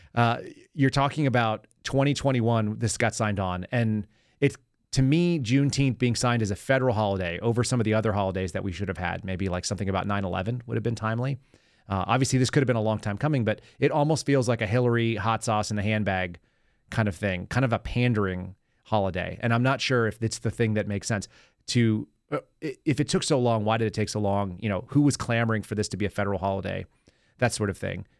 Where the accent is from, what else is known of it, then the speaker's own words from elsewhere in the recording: Texas, United States; also born or lived in California; I was born in California, moved here. My mom was born and raised in California, grew up, went to all the schools there. And so when she got to Texas, I was in third grade